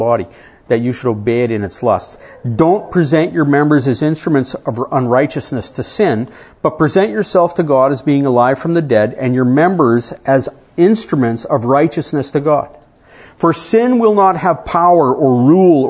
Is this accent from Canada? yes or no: yes; Canada; I come from Canada, I married an American